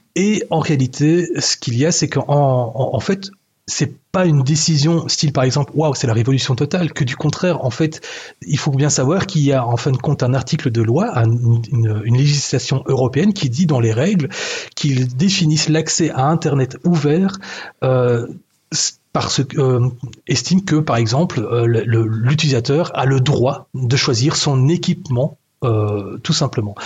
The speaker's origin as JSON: {"language": "French", "country": "Belgium", "said": "chez nous en Belgique"}